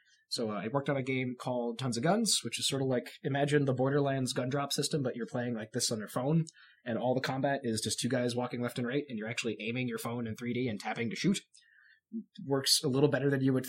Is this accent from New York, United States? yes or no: yes; New York, United States; moved away as an adult; also born or lived in Long Island, New York; now in Washington, United States; I grew up in New York, so this was like moved 3,000 miles from home to learn to make video games